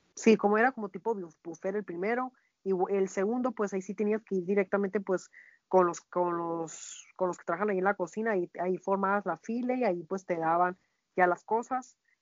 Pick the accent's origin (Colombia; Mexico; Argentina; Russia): Mexico; also born or lived in Hermosillo, Sonora; nosotros como mexicanos